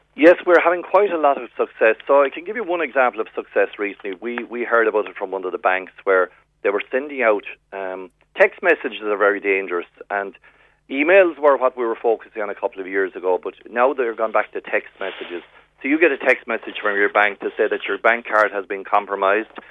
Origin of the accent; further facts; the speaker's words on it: West Cork, Munster, Ireland; now in Dublin, Ireland; I'm from West Cork, born and reared